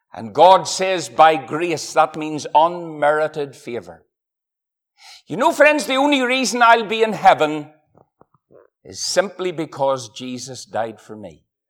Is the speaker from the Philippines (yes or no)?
no; Ireland; I'm from Ireland.